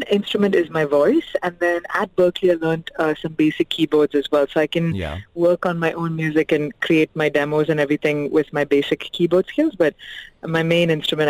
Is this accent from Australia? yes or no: no; Dubai, United Arab Emirates; But growing up in Dubai, it was like a huge mix of cultures already being, you know, being a part of the, you know, the scene here.